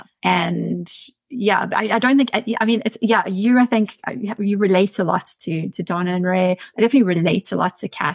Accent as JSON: {"language": "English", "town": "Centurion", "region": "Gauteng", "country": "South Africa", "tie": "born or raised there", "said": "I grew up in Centurion and I was a really weird teenager"}